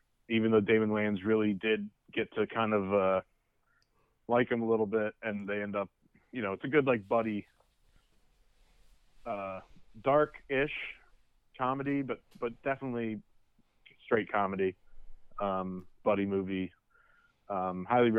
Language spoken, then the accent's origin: English; Bucks County, Pennsylvania, United States; not that we grew up here in Bucks County